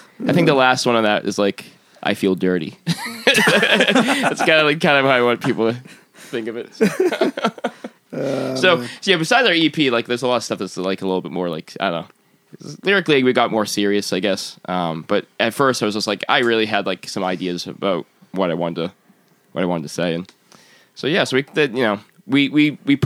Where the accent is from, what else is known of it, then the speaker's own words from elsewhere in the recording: Massachusetts, United States; I'm originally from Massachusetts